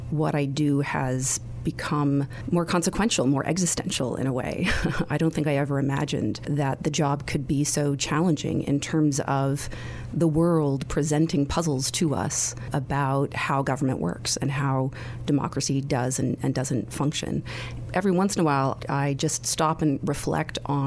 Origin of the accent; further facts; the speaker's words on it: California, United States; I grew up in California